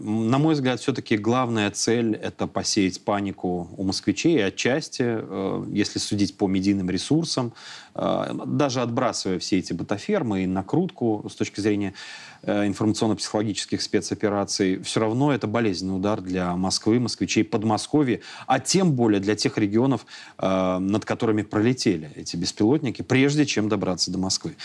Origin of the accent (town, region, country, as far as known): Belarus